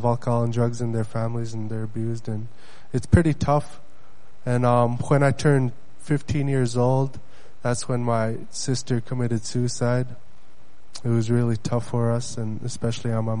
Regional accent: Bethel, Alaska, United States; first language Yupik; English is a second language; also born or lived in Nunapitchuk, Alaska; I'm from Bethel, Alaska. I grew up in the small village of Nunapichuk, which the population is about 200 to 300 people. I grew up there until I was 8 years old with my family.

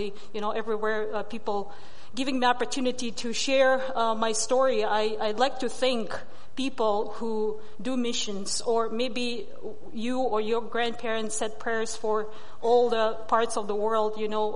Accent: Russia; first language Russian; English is a second language; moved away as an adult; also born or lived in Alaska; it's Monday over there in Russia. I am a Siberian Yupik.

